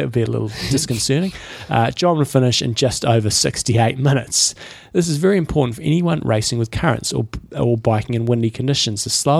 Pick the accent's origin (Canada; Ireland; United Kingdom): United Kingdom; Scotland; now in Singapore; I grew up in Scotland, what's a swimming pool? And live in Singapore where there's always a current and the sea swims.